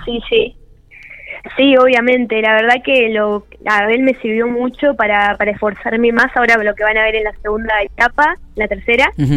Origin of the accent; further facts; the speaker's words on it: Parera, La Pampa, Argentina; mi pueblo Parera